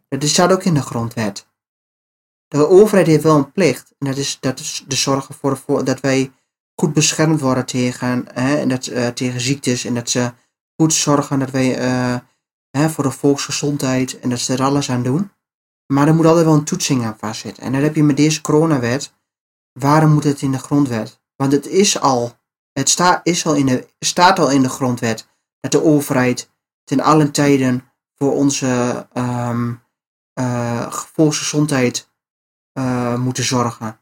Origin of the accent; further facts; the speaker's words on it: Netherlands; wij als Nederlanders